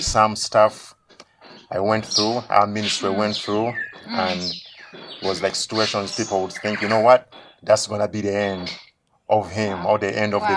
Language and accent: English; Kampala, Central Region, Uganda; I was born in Katwe, area called Katwe, here in Kampala.